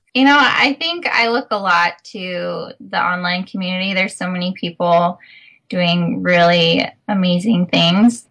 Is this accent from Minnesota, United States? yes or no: yes; Minnesota, United States; moved away as an adult; also born or lived in California; I come from the Midwest, I'm from Minnesota